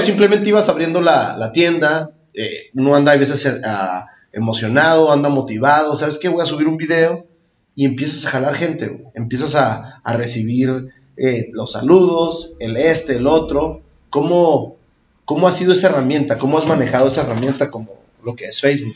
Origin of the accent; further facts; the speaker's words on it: Tijuana, Baja California, Mexico; crecer aquí en Tijuana San Diego